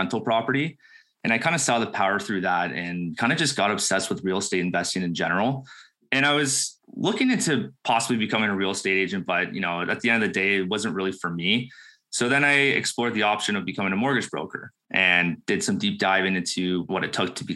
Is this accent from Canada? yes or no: yes; Burlington, Ontario, Canada; now in Beamsville, Canada; I'm born and raised in Burlington, Ontario. Just moved to Beamsville, Ontario